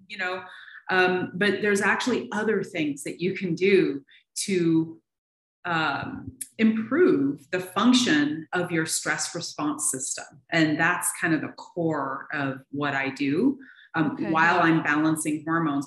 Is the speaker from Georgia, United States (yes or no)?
no; Seattle, Washington, United States; moved away as an adult; now in Tucson, United States; I was born and raised in Seattle.